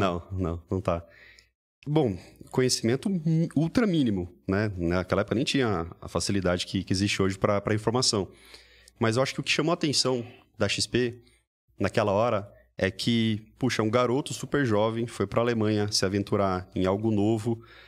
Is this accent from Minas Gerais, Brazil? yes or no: no; Mogi Mirim, São Paulo, Brazil; moved away as an adult; also born or lived in New York; tudo começou lá na minha cidade natal